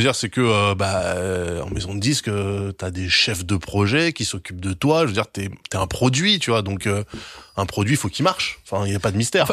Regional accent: France; je suis français

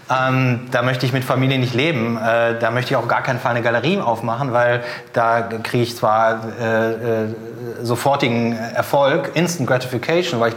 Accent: Cologne, North Rhine-Westphalia, Germany; now in Hamburg, Germany; Äh, ich komme ja aus Köln für mich wäre es damals eigentlich naheliegend gewesen, nachdem ich drei Jahre in Hamburg war und meinen Job aufgegeben habe, nach Köln zurückzugehen

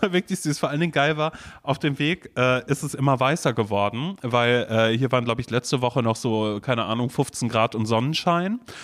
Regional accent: Coesfeld, North Rhine-Westphalia, Germany; now in Berlin, Germany; als ich ein Kind war, weißt du, als ich noch in Coesfeld gewohnt habe

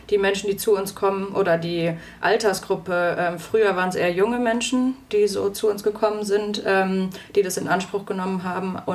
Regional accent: North Rhine-Westphalia, Germany; now in Fulda, Germany; Also ich bin aufgewachsen im Ruhrgebiet.

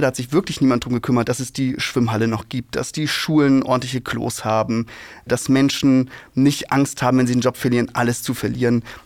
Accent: home state Mecklenburg-Vorpommern, Germany; ich bin in Ostdeutschland aufgewachsen

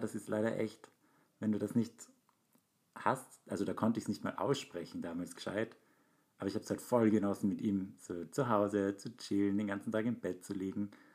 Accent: Graz, Styria, Austria; moved away as an adult; now in Vienna, Austria; Aber Graz ist ja meine Heimatstadt und ich bin jetzt seit zehn Jahren in Wien

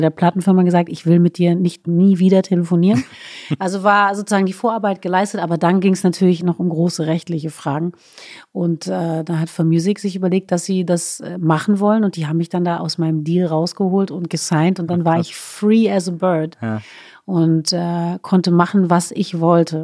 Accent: Berlin, Germany; first language German; also born or lived in Stuttgart; wir Berliner sind extrem offensiv, offenherzig

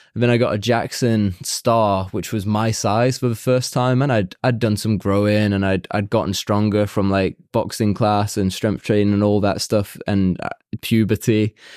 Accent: Warrington, North West England, United Kingdom; now in Chile; Warrington is my hometown. Um, it's slap bang in the middle of Liverpool and Manchester in the northwest of England

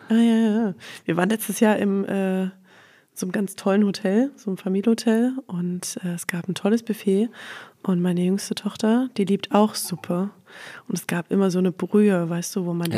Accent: Leipzig, Saxony, Germany; moved away as an adult; also born or lived in Black Forest / Crailsheim; ich komme aus Leipzig tatsächlich.

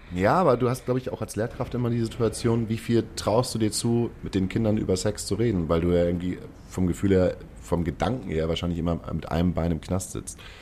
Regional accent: Hamburg, Germany; als Hamburger

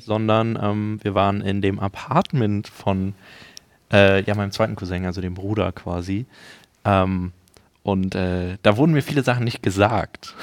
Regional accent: Berlin, Germany; als Berliner

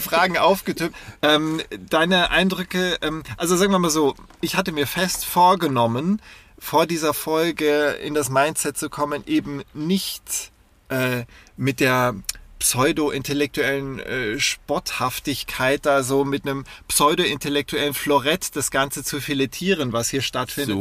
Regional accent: West Germany, Germany; als Wessi

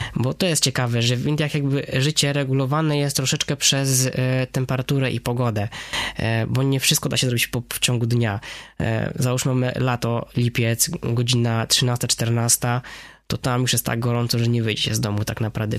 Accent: Wrocław, Lower Silesian Voivodeship, Poland; W zasadzie i Hindus, i Wrocławianin, bo urodziłem się tutaj we Wrocławiu

